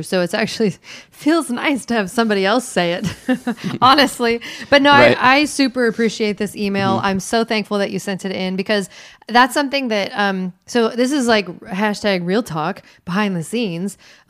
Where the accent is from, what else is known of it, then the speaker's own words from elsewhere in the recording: United States; I'm from Washington, let me say.